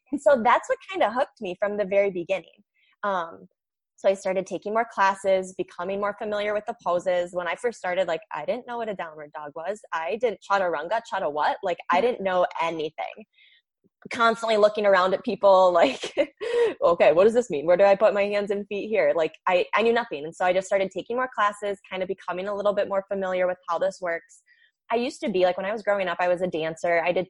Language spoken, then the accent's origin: English; Michigan, United States; I am from Michigan. So the northern part of the United States, if you have any international listeners.